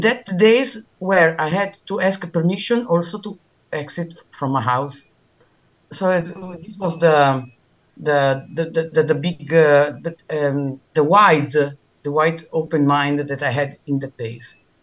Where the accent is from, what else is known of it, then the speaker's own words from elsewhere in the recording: Italy; now in Milan, Italy; I'm Italian. I, I I'm speaking from Milano